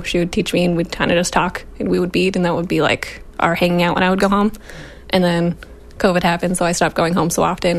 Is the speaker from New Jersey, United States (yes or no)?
no; Akwesasne, New York, United States; now in Adirondacks, United States; I'm from Akwesasne originally.